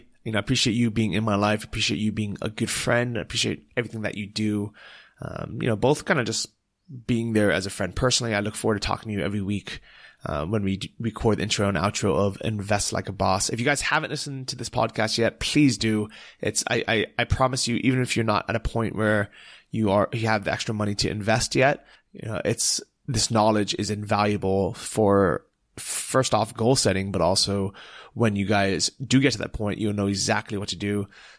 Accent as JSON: {"language": "English", "country": "United States", "tie": "born or raised there", "said": "I grew up in the Asian culture. I speak Chinese. I've been in Taiwan tons of times as a kid. So it just wasn't like mind blowing for me. But when I go to Europe and I'm, you know, and even though I'm obviously growing up in the US"}